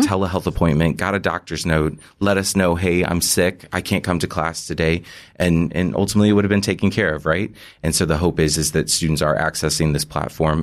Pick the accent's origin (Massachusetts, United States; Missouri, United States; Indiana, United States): Missouri, United States; moved away as an adult; also born or lived in Kansas; now in New York, United States; am originally from Missouri